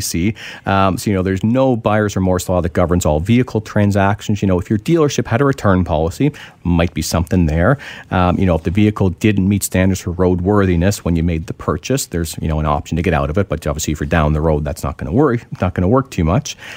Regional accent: Ontario, Canada; now in British Columbia, Canada; I'm originally from Ontario, so I can speak to Ontario

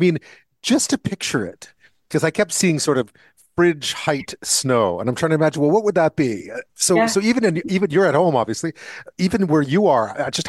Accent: Montreal, Quebec, Canada; moved away; I grew up in Montreal, so I've seen my fair share of blizzards over the years

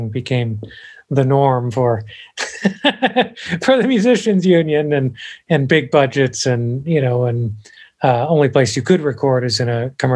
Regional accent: Champaign, Illinois, United States; moved away as an adult; now in Nashville, United States; I'm from Champaign, Illinois originally.

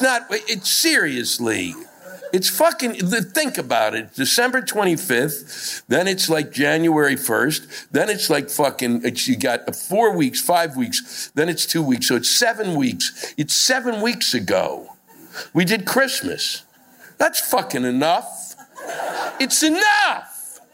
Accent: Texas, United States; I'm from the Bible Belt in Texas, but I've never seen so many robots trying to get clear.

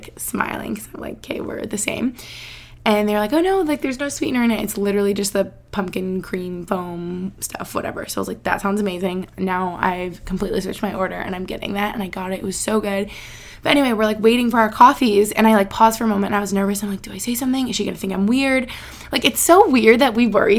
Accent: Albany, New York, United States; moved away as an adult; now in near Philadelphia, United States; where I grew up in Albany, New York

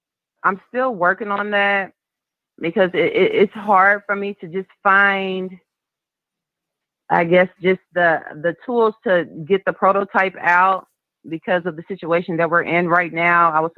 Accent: Lake City, South Carolina, United States; now in Louisville, United States; I'm from South Carolina, Lake City, small country town, but I live in Louisville, Kentucky.

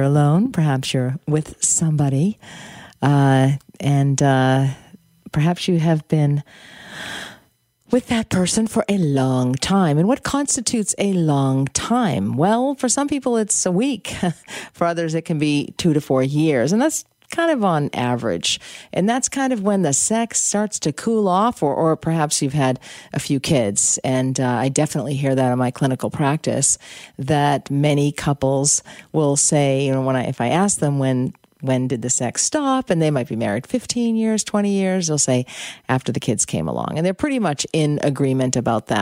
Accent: United States; moved away; I'm American. And anyway, I have family back there.

